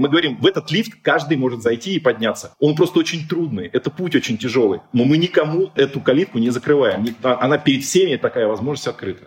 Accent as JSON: {"language": "Russian", "region": "Siberia", "country": "Russia", "said": "Я сформировался как личность в академгородке там, и, и прочее. Ну, я сибиряк, как сибиряком себя ощущаю."}